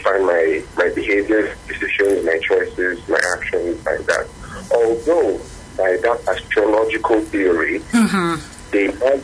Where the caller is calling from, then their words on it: Ikeja, Lagos, Nigeria; I'm calling from Ikeja.